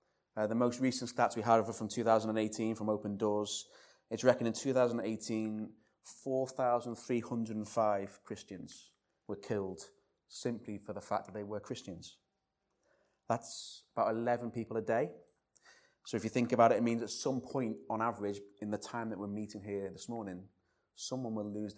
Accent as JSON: {"language": "English", "town": "Liverpool", "region": "North West England", "country": "United Kingdom", "said": "I'm going to struggle a little bit this morning because I'm a Scouser, and every Stephen I've ever known in my life has been Stee."}